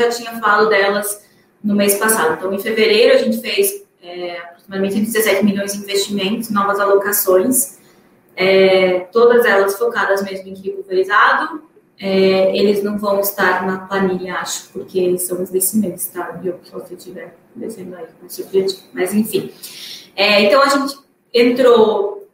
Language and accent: Portuguese; Paraná, Brazil; eu sou do Paraná